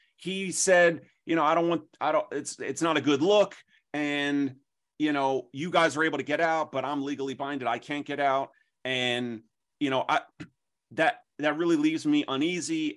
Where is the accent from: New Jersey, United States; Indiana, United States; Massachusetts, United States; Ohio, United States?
New Jersey, United States; also born or lived in Philadelphia, Pennsylvania; I'm from South Jersey